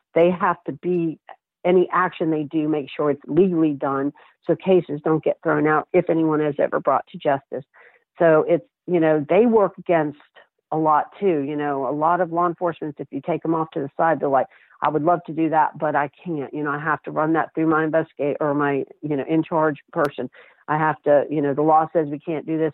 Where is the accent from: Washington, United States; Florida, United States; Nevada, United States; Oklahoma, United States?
Florida, United States; St. Petersburg; moved away; I had been in St. Pete, my hometown